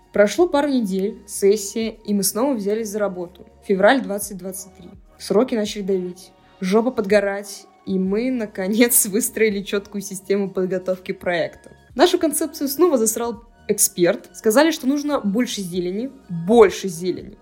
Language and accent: Russian; Cherepovets, Vologda Oblast, Russia; moved away; Я как раз ехала на ДР подружки в родной город